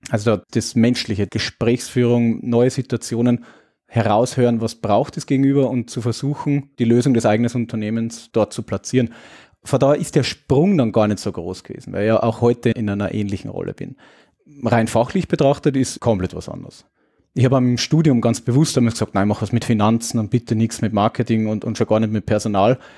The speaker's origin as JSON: {"language": "German", "country": "Austria", "said": "Naja, als Österreicher den österreichischen Heimatmarkt zu betreuen, ja, irgendwie ganz gut passt."}